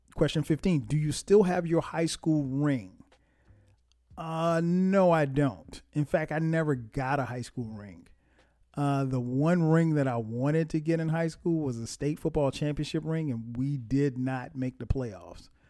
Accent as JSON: {"language": "English", "town": "Florence", "region": "South Carolina", "country": "United States", "tie": "born or raised there", "said": "my hometown, Florence, South Carolina"}